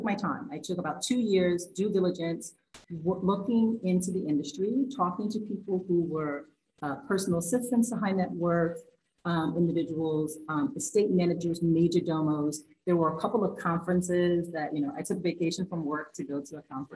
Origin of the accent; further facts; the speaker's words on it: New York City, New York, United States; accent: New York; I'm still a New Yorker. I'm not sure if that was a great New York accent right there.